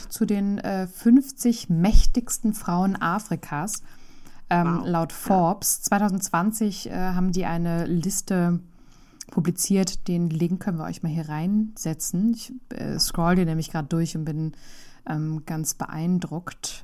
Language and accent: German; Germany; bei uns in Deutschland